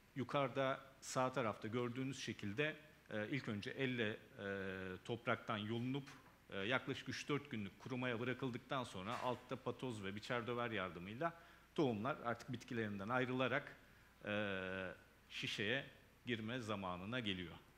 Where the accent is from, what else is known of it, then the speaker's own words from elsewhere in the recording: Denizli, Turkey; also born or lived in Burdur; doğum yerim Denizli ama e, kökenim, anasonun vatanı olan Burdur, Türkiye'de.